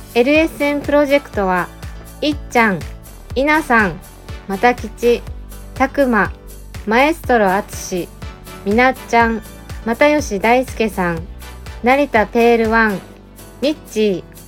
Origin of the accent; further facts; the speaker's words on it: Nago, Okinawa, Japan; also born or lived in Tokyo / Saitama; now in Nago, Japan; もともと生まれ育った名護のこの、はい、えー、街だったり